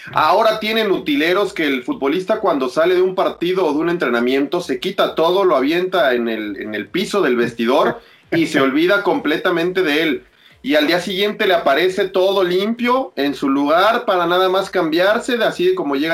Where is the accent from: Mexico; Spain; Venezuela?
Mexico; como mexicano